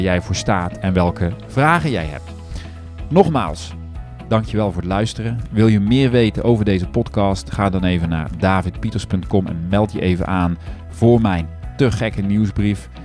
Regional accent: Netherlands; wij als Nederlanders

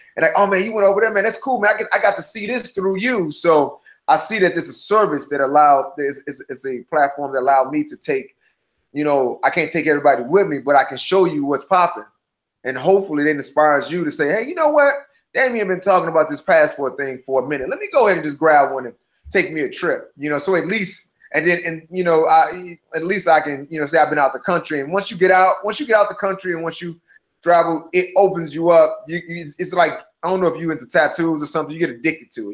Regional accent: St. Louis, Missouri, United States; now in Los Angeles, United States; St. Louis is a very my hometown

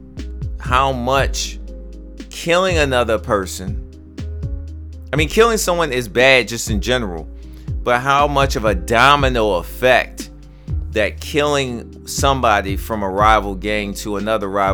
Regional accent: Baltimore, Maryland, United States; I'm from Baltimore

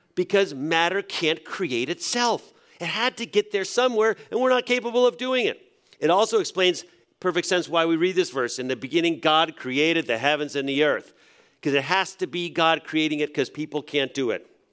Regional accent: New England, United States; I grew up in a church in New England

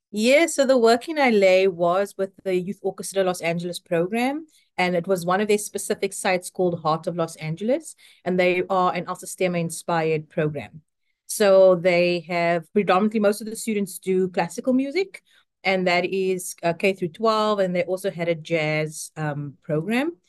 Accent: South Africa; moved away as an adult; now in United States; I am South African and have been in the United States for, I think it's now eleven years

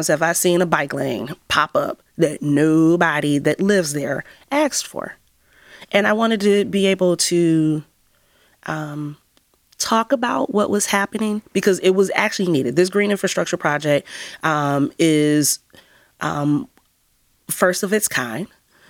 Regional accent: Cleveland, Ohio, United States; I grew up in Mount Pleasant, and Mount Pleasant has the highest rate of illiteracy in the city of Cleveland.

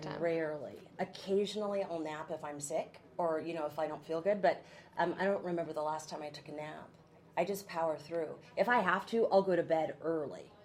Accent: McMinnville, Oregon, United States; also born or lived in Baton Rouge, Louisiana; I'm from here. I grew up in McMinnville, which is not too far from here.

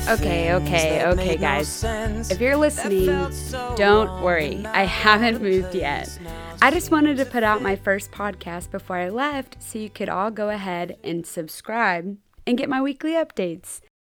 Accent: Texas, United States; I'm from Texas and I'm moving to New York in the middle of winter?

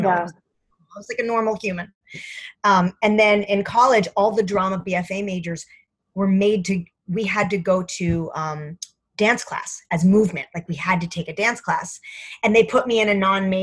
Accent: Fair Lawn, New Jersey, United States; I'm from Fairlawn, New Jersey

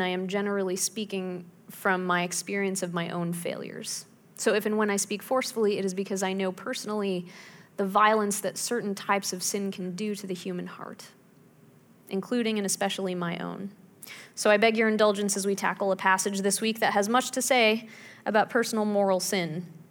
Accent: Pittsburgh, Pennsylvania, United States; When I was growing up in Pittsburgh

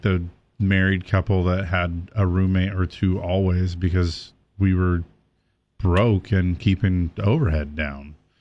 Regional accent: California, United States; You and I are from different parts of the state, but we're both from California

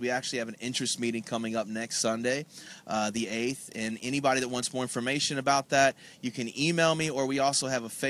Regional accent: Indianapolis, Indiana, United States; So I'm from here. Indy is my hometown.

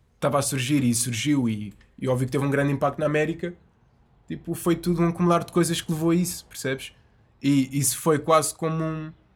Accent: Azenhas do Mar, Lisbon, Portugal; eu sou das Azanhas e aquilo é uh. é mesmo ao lado. Eu passei a minha infância toda na praia

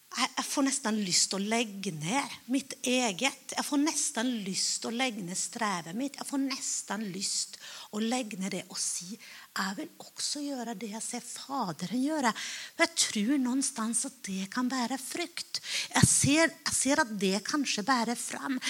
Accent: Finland; Jeg er finne

